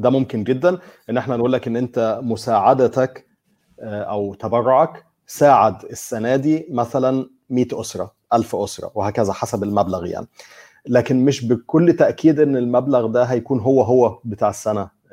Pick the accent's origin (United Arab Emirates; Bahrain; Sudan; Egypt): Egypt; انا مثلا كمصري